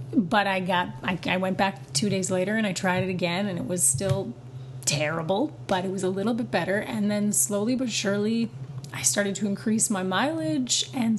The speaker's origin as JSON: {"language": "English", "town": "Vancouver", "region": "British Columbia", "country": "Canada", "also_born_or_lived": "Ontario", "lives_now": "Montreal, Canada", "said": "Yeah, I'm from Vancouver, yeah."}